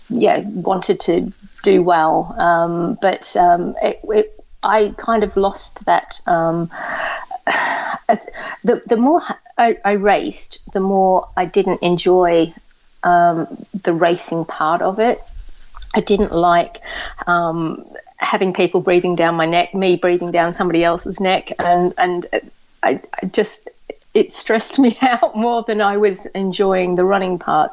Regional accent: Australia; I grew up in Australia.

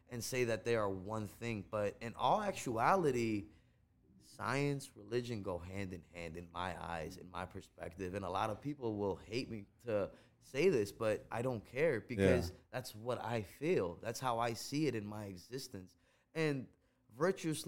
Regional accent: Chicago, Illinois, United States; first language Gujarati; English is a second language; also born or lived in India; I grew up in Uptown in Rogers Park

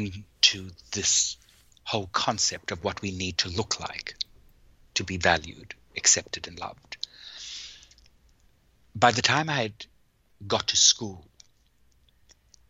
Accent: South Africa; born or raised there

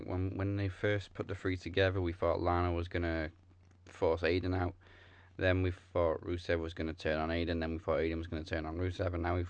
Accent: Welsh, Wales, United Kingdom; I can't roll my R's either, and I'm Welsh.

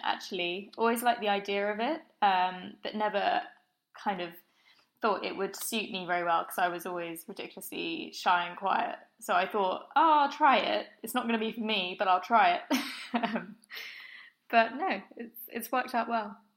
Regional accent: Brighton, South East England, United Kingdom; moved away as an adult; now in London, United Kingdom; I grew up in Brighton by the sea

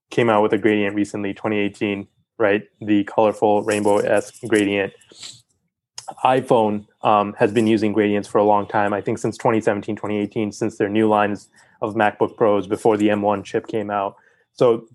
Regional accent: West Virginia, United States; I'm from West Virginia and we're all about that coal energy still.

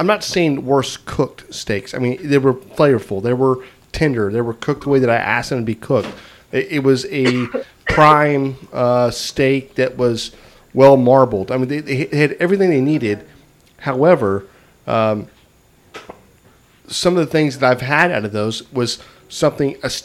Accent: Texas, United States; Maybe I'm from Texas

